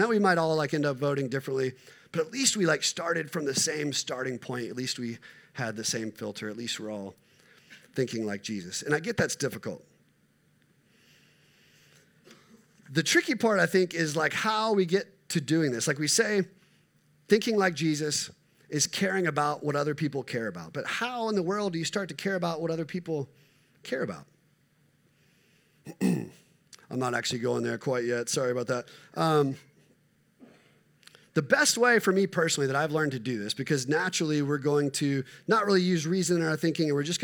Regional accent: United States; I am an American middle-class white male

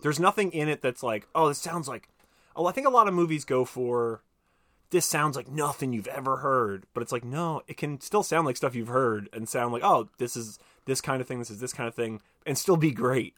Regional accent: United States; I'm American

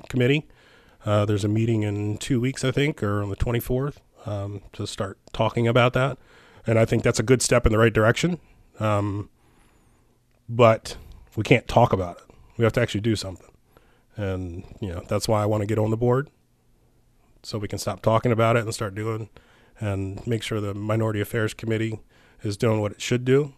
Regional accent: Lewistown, Maryland, United States; I, I, I grew up here. I was born and raised. Um, I grew up in Lewistown, which is very close to Rocky Ridge.

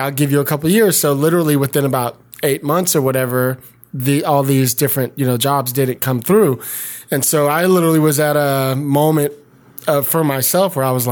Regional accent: San Francisco, California, United States; growing up in San Francisco

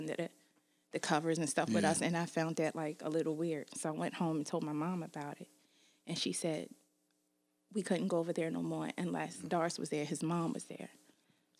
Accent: Baltimore, Maryland, United States; Growing up here was cool when I was young

